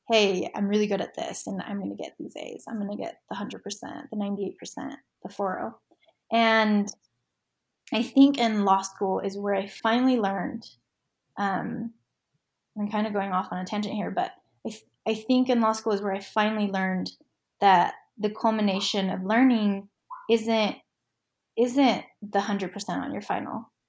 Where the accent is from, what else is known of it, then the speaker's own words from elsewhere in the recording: Orem, Utah, United States; UVU, which is just down the street from my house where I grew up in Orem.